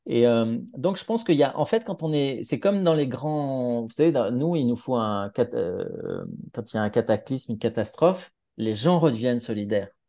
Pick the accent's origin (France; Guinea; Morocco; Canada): France; Grenoble, Auvergne-Rhône-Alpes; accent: Grenoblois; alors moi je viens de Grenoble, donc moi j'avais l'accent grenoblois, je l'ai peut-être encore parfois